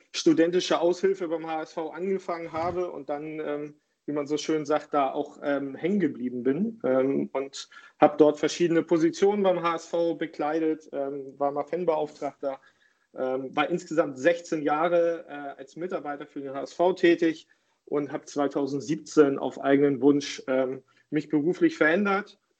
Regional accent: Hamburg, Germany; ich bin äh, Hamburger Jung, in Hamburg geboren und aufgewachsen

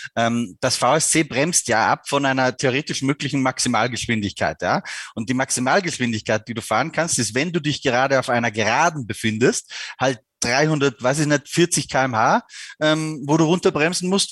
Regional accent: Austria; ich bin ja Österreicher

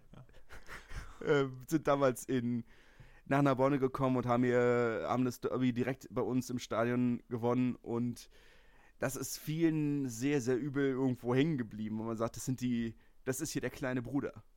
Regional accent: Berlin, Germany; ich komme aus Lichterfelde das ist festes Hertanerland

